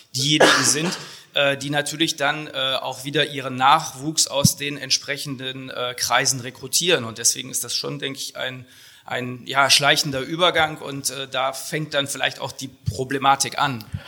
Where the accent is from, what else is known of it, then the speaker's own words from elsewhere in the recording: Munich, Bavaria, Germany; moved away as an adult; also born or lived in Görlitz; ich komme ursprünglich aus München